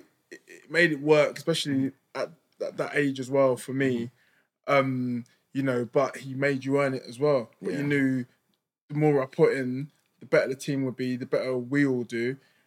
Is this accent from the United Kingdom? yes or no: yes; London, United Kingdom; born or raised there; moved away as an adult